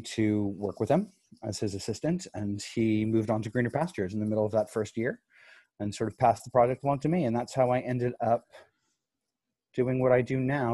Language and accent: English; Dallas, Texas, United States; also born or lived in New York / Santa Fe, New Mexico; I'm based out of Dallas. I've been here for about 14 years now. I started, I grew up here. I was born in New York, grew up here